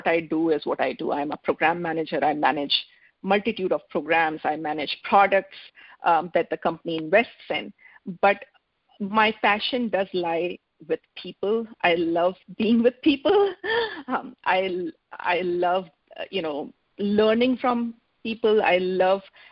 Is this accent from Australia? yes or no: no; India; moved away as an adult; now in Seattle, United States; I am from India, but I moved to United States almost 21 years back.